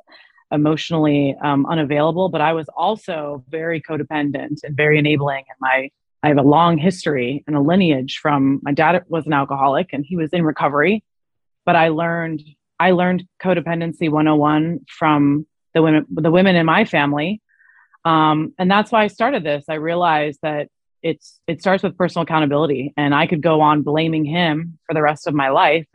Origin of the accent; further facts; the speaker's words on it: Arizona, United States; It was in Arizona, which was my hometown